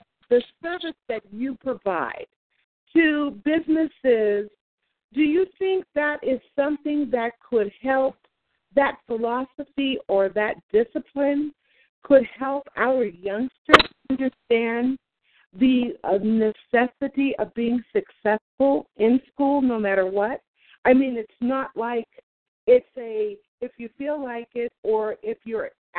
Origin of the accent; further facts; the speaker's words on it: Bay Area, California, United States; also born or lived in Oakland / Sacramento; now in Los Angeles, United States; we're both from the Bay Area